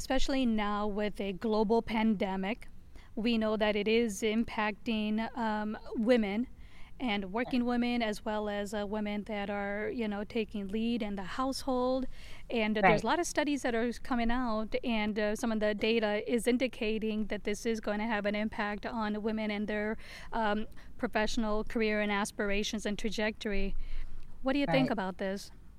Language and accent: English; India; culture, being Indian, I have seen so much around marriage